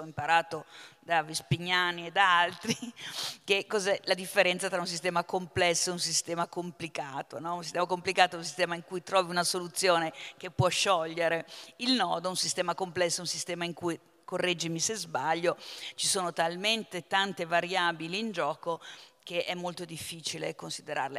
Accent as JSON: {"language": "Italian", "region": "Lombardy", "country": "Italy", "said": "io vengo dalla Lombardia"}